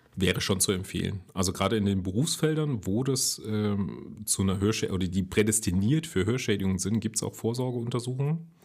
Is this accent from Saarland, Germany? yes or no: yes; Saarland, Germany; komme ich ja aus dem Saarland